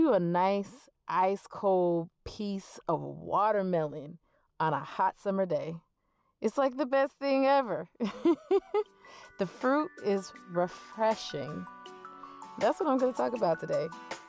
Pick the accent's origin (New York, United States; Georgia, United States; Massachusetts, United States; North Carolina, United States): Georgia, United States; I spent a great portion of growing up in Georgia because that's where my dad retired.